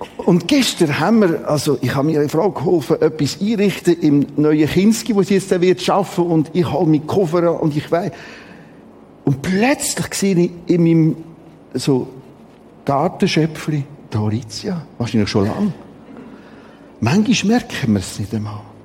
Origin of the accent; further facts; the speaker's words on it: Switzerland; Wir haben die interessante Mentalität als Schweizer